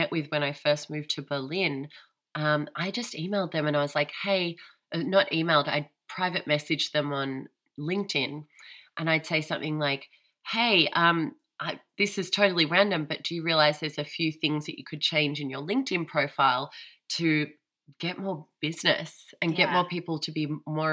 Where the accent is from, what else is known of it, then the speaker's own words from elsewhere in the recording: Australia; now in Germany; I'm Australian